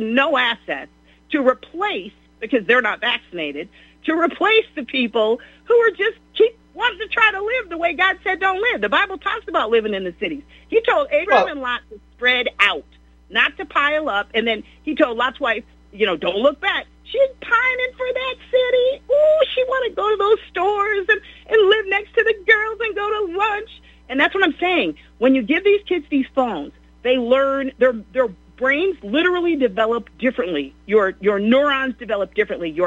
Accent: Beachwood, United States; I was raised in Beechwood

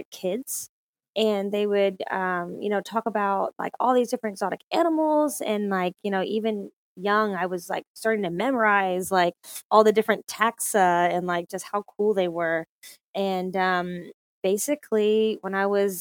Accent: Fort Worth, Texas, United States; also born or lived in Grapevine, Texas; I am originally from Fort Worth, Texas, which is North Texas.

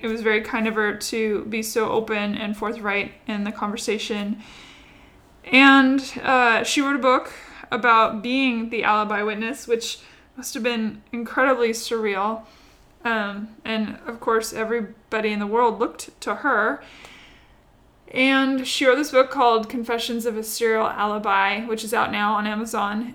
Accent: Washington, United States; now in Nashville, United States; Yeah, I live in Nashville, but Washington State is where I grew up.

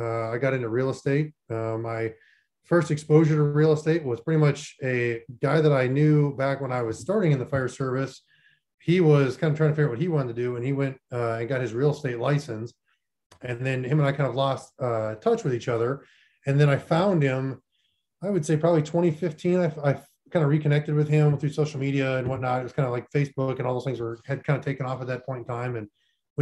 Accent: Minot, North Dakota, United States; moved away as an adult; also born or lived in Florida Panhandle; I grew up in Minot, North Dakota, which is pretty much the middle of nowhere, south of Canada

